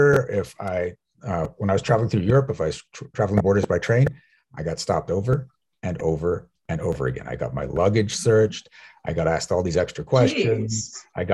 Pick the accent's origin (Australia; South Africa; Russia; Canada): South Africa; I'm from South Africa